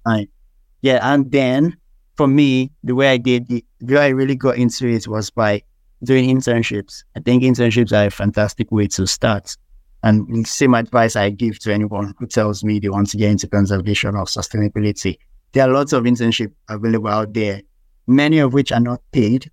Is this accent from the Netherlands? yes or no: no; Nigeria; being a Nigerian